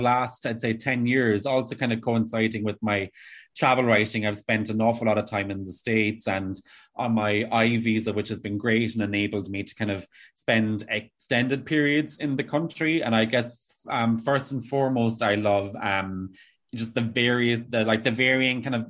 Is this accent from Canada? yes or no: no; East Cork, Munster, Ireland; moved away as an adult; also born or lived in New Jersey / Pennsylvania / Switzerland; I had growing up in East Cork, a slightly more delayed adolescence.